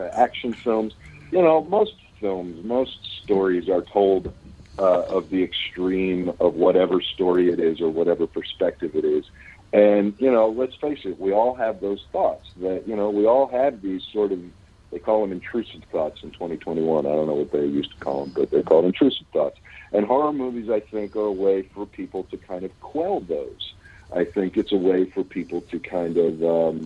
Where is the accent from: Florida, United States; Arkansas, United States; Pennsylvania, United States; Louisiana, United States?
Pennsylvania, United States; Pittsburgh; born or raised there; also born or lived in Los Angeles; now in Kentucky, United States